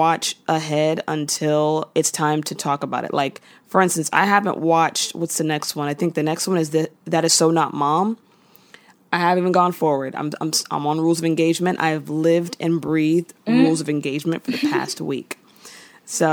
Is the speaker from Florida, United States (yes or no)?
yes; Tampa, Florida, United States; now in New York, United States; being from Florida